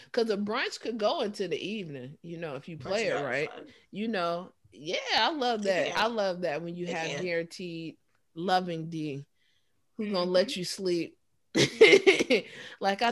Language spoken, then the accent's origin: English; Chicago, Illinois, United States; being a Chicagoan